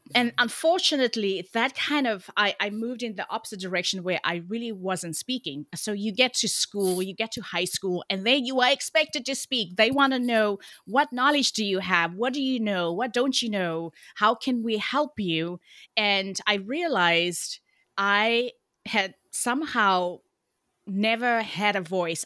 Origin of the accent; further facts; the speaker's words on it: Cape Town, Western Cape, South Africa; moved away as an adult; now in Oakland, United States; although I live in the U S right now in Oakland, California, I'm originally from Cape Town, South Africa. So if you hear a bit of an accent, that is why